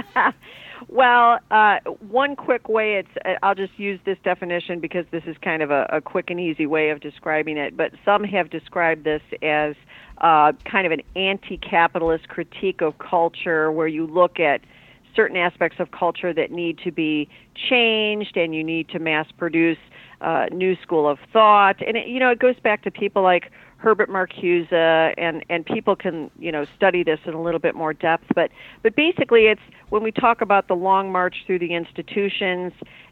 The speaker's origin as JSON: {"language": "English", "town": "Chicago", "region": "Illinois", "country": "United States", "tie": "born or raised there", "said": "I grew up in the Chicago area."}